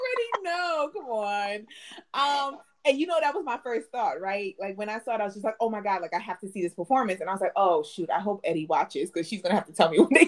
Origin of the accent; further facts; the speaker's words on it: New Jersey, United States; now in Texas, United States; I'm from Jersey, y'all. I'm from Jersey.